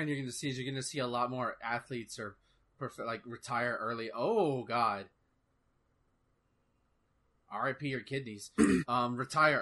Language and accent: English; Texas, United States; growing up in Texas